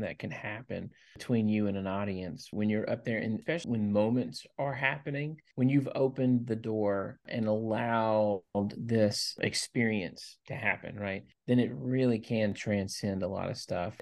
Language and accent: English; Louisiana, United States; now in Tennessee, United States; Even though I live in Tennessee, I grew up in Louisiana, and that's my home state